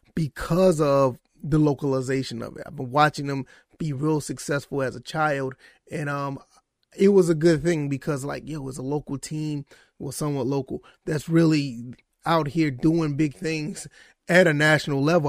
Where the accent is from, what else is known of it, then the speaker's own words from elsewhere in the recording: Savannah, Georgia, United States; I was born and raised in Savannah, Georgia